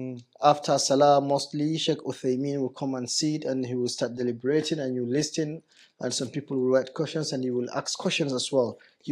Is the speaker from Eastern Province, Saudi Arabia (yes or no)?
no; Medina, Medina Province, Saudi Arabia; English is a second language; also born or lived in Nottingham, United Kingdom; When they recognized I was from Medina, it was a big recognition.